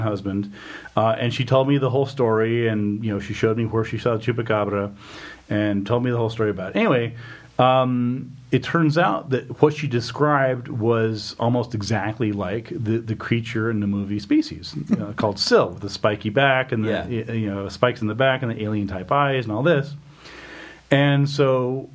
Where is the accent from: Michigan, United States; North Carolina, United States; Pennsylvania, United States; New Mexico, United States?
New Mexico, United States; I grew up in New Mexico in the 80s